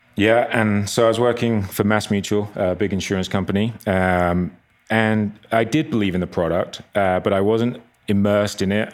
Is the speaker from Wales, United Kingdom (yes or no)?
no; near Brighton, south coast of England, South East England, United Kingdom; moved away as an adult; also born or lived in Long Island, New York; now in Park City, United States; grew up on the south coast of England, um, Brighton, a just little town outside of Brighton